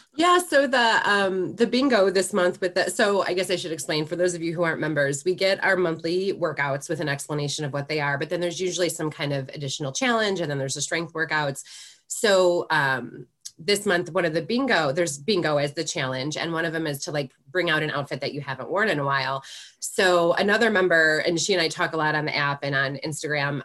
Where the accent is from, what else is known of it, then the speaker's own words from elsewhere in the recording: Chicago, Illinois, United States; now in Michigan, United States; I'm originally from Chicago